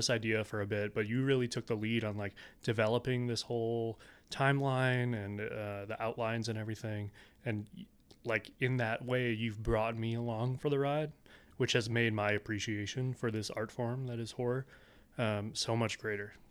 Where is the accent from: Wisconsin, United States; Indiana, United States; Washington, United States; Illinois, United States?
Wisconsin, United States; kind the of the reality of my home state.